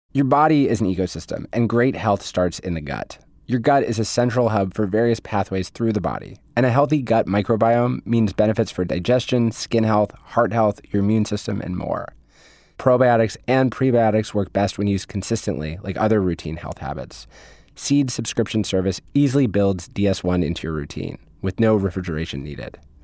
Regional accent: Haverford, Pennsylvania, United States; I'm from Haverford

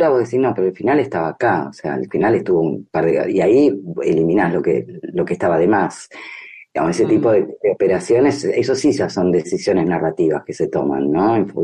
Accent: Argentina; como argentinos particularmente nos interpela, ¿no?

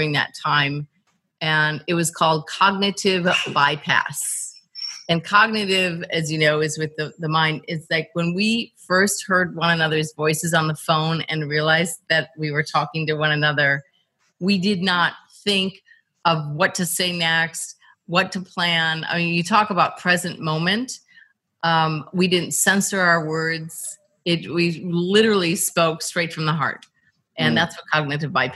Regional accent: Midwest, United States; I grew up in the Midwest, pretty conservative

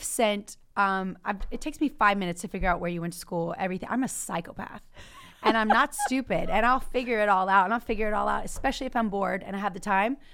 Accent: Louisiana, United States; moved away; also born or lived in Baton Rouge, Louisiana; I grew up in that farm town, so that's my hometown

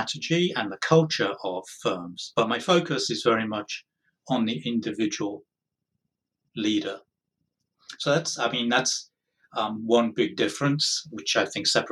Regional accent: United Kingdom; moved away as an adult; now in United States; born in Britain, moved to the United States 22 years ago, quite a long time.

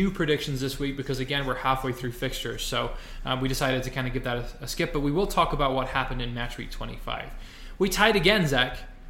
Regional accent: Wales, United Kingdom; As a Welshman

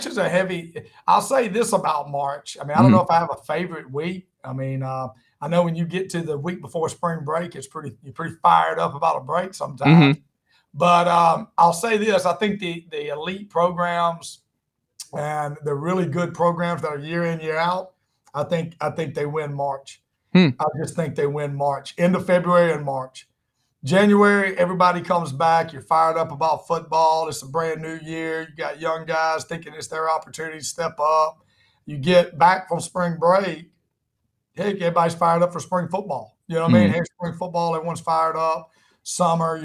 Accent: South Alabama, United States; now in South Georgia, United States; I grew up in South Alabama, too

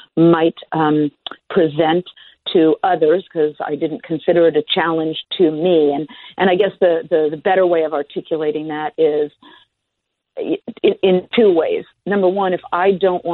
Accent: Los Angeles, California, United States; also born or lived in Berkeley; I grew up in Los Angeles

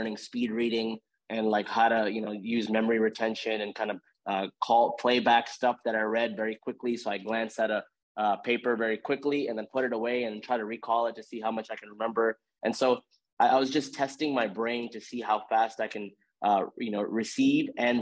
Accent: Houston, Texas, United States; I grew up in Houston.

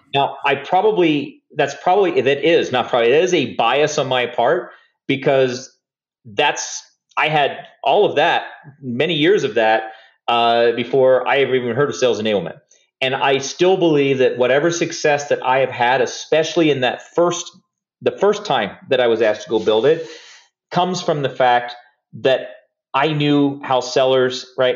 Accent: Hollywood, Florida, United States; I grew up in South Florida, uh, near Fort Lauderdale, place called Hollywood

